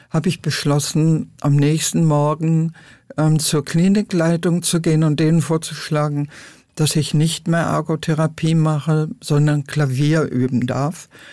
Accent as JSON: {"language": "German", "town": "Lüdenscheid", "region": "North Rhine-Westphalia", "country": "Germany", "tie": "born or raised there", "moved": "yes", "lives_now": "Berlin, Germany", "said": "in meiner Heimatstadt Lüdenscheid"}